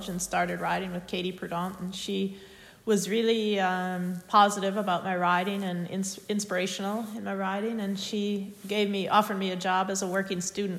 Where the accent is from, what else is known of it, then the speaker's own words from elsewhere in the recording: United States; growing up in the United States